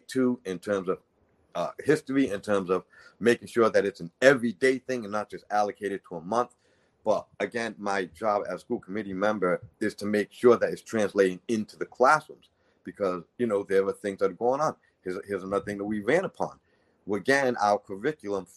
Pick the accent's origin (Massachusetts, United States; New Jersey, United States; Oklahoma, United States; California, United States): Massachusetts, United States; New Bedford; I appreciate the citizens of New Bedford, Massachusetts. I'm one of you guys, born and raised in Brickenwood